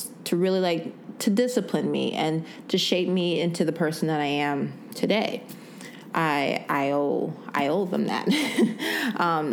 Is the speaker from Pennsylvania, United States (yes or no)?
no; Evergreen Park, Illinois, United States; I am from Evergreen Park, Illinois, a little small suburb outside of Chicago.